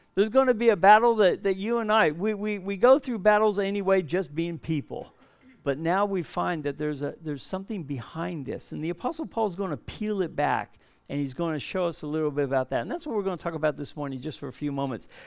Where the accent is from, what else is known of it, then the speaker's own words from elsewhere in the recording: Southern California, United States; moved away as an adult; now in Perth, Australia; We're from Southern California. We've been living here for over forty years now